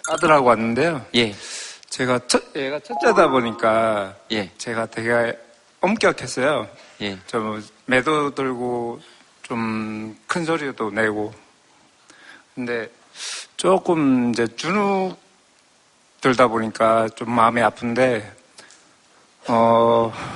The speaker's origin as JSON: {"language": "Korean", "region": "Gyeongsang", "country": "South Korea", "said": "저도 뭐 경상도"}